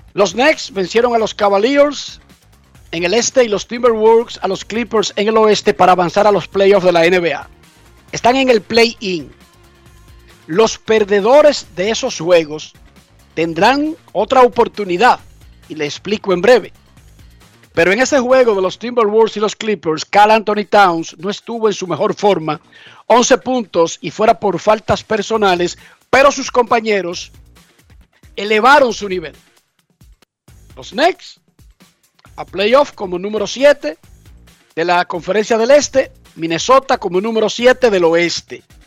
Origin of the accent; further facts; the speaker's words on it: Dominican Republic; yo como dominicano